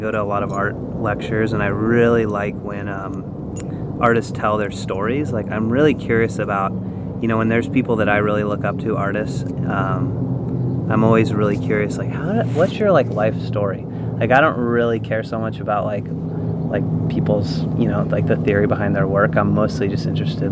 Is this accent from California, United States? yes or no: yes; Los Angeles, California, United States; I grew up in Southern California, and I grew up in the South Bay of Los Angeles